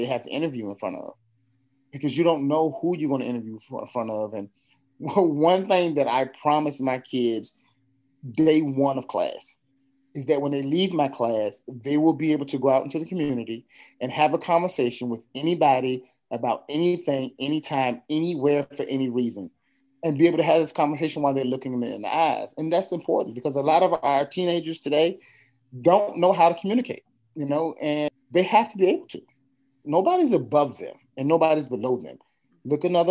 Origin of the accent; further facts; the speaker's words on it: Virginia, United States; moved away as an adult; now in New Bern, United States; I'm from Virginia. So living here is still fairly new to me